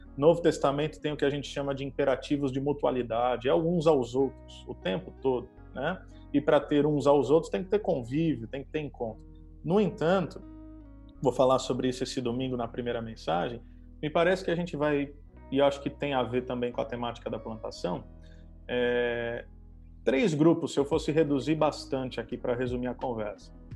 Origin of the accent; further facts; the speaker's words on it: Santos, São Paulo, Brazil; now in Campo Mourão, Brazil; eu sou alguém nascido e criado em Santos